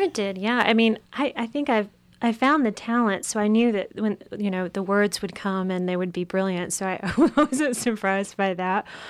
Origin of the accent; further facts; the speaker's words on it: East Tennessee, United States; accent: hillbilly; moved away; I'm from East Tennessee